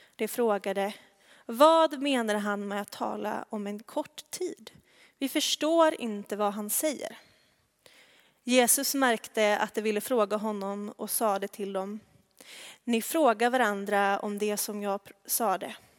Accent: Tvärred, Västra Götaland, Sweden; accent: västgötska (not much); moved away; där är jag uppvuxen

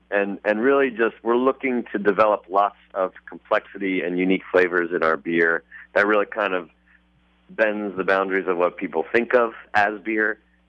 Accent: Pennsylvania, United States; now in Portland, United States; I grew up in Pennsylvania, so I was living there home brewing. 2007, I moved to Portland.

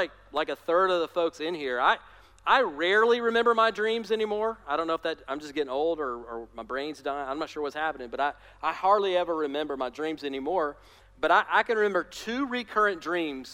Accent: Alabama, United States; I'm from Alabama, I can make fun of my people

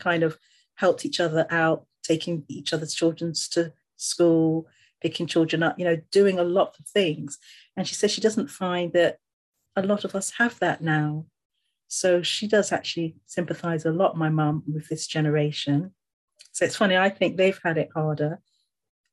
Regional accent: Barbados; moved away as an adult; also born or lived in England; now in United Kingdom; when we went back to Barbados, obviously I had my secondary school education there, all of it.

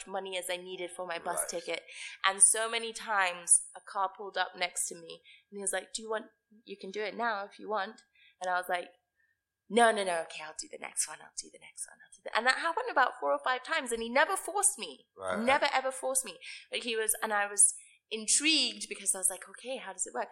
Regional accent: Nairobi, Kenya; moved away; also born or lived in United States; I grew up in Karen.

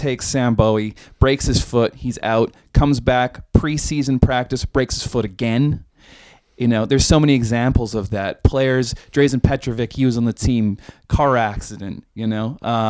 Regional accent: Vancouver, British Columbia, Canada; And I'm from Vancouver, the most cursed hockey team of all time.

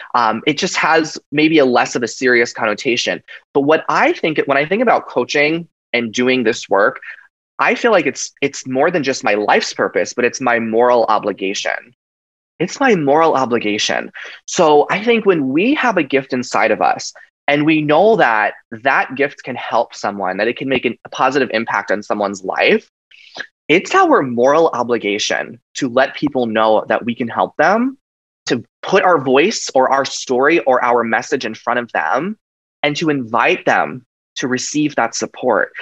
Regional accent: Long Island, New York, United States; growing up on Long Island, New York, in an, Italian American family

